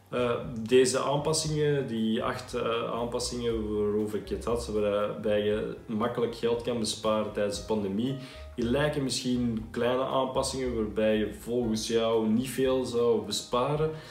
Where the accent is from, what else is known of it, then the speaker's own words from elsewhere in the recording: Belgium; accent: Belgian; now in Netherlands; je hoort het waarschijnlijk ook aan mijn accent, ik eh, zelf van België kom